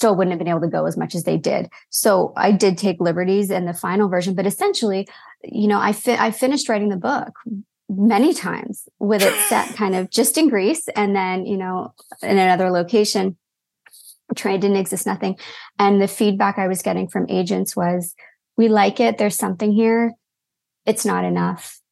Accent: Toronto, Ontario, Canada; also born or lived in London; growing up in Canada, but then also having parents who grew up in England

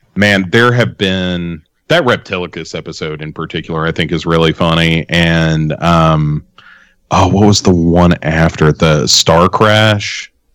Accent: Clarksville, Tennessee, United States; I grew up in Clarksville, which is Uh, you know, I mean, right down the road from Adams, Tennessee

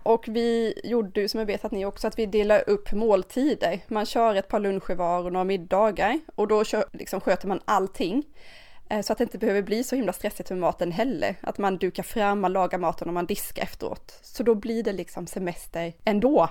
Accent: Sweden; europeer har ju inte semester som vi svenskar

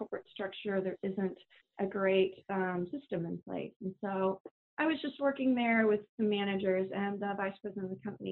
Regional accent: Kansas City, United States; I grew up in Kansas City

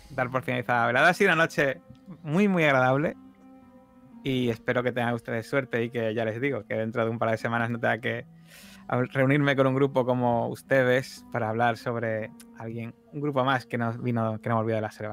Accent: Havana, Cuba; porque me recuerda a la casa de mi infancia en La Habana. Era también de color azul. Allí las casas son muy coloridas.

